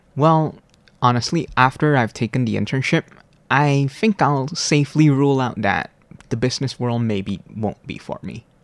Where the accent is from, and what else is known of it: Malaysia; born or raised there; moved away as an adult; now in Hualien, Taiwan